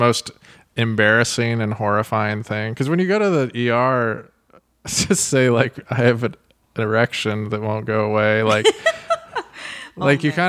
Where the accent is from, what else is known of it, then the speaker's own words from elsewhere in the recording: Grass Valley, California, United States; also born or lived in Oakland, California; now in Los Angeles, United States; I was born in Oakland, but grew up in like Grass Valley.